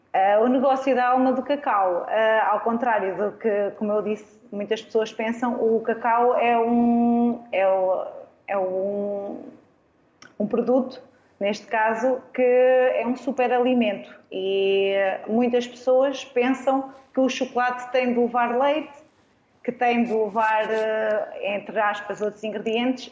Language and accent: Portuguese; Arganil, Centro, Portugal; moved away as an adult; also born or lived in Coimbra / Lisbon / Seixal; Eu sou natural de Arganil, eh, estudei em Coimbra